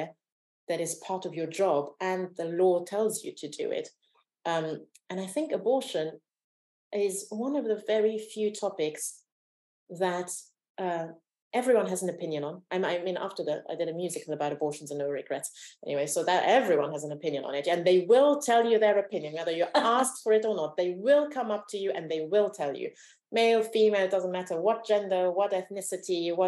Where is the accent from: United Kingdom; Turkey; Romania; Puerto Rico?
Romania; moved away; I was born in Romania during the communist dictatorship